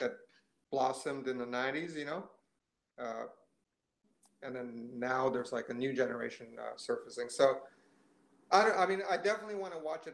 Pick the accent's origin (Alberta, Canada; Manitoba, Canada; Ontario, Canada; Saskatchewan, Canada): Ontario, Canada; Ottawa; I'm from Ottawa mostly. Like, I grew up in Ottawa.